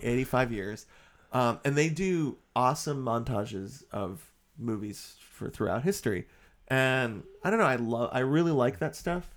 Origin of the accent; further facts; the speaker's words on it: Boston, Massachusetts, United States; we grew up in Boston, Boston area, and we would go into Boston all the time